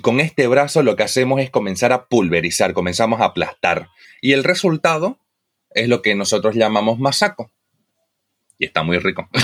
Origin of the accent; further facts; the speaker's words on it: Santa Cruz de la Sierra, Santa Cruz, Bolivia; yo vengo de Santa Cruz. Yo vengo de lo que es el oriente boliviano